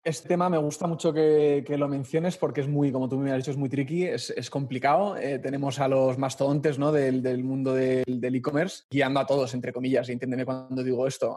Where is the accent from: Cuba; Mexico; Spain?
Spain; Madrid, Community of Madrid; yo soy madrileño